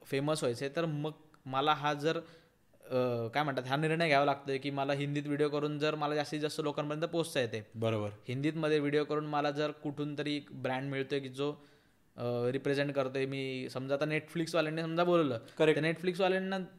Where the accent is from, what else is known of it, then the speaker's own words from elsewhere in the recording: Maharashtra, India; माझं उत्तर असं आहे त्याच्यावरती की मी मराठी आहे मला खूप अभिमान आहे